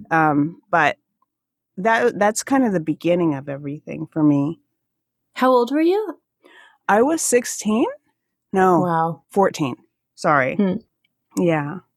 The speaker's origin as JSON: {"language": "English", "region": "Alaska", "country": "United States", "accent": "Alaskan", "said": "I can feel my Alaskan accent come out a little bit when I speak with you"}